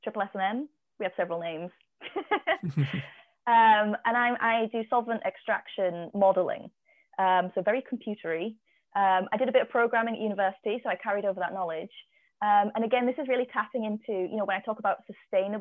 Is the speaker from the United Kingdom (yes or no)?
yes; Cumbria, North West England, United Kingdom; growing up in Cumbria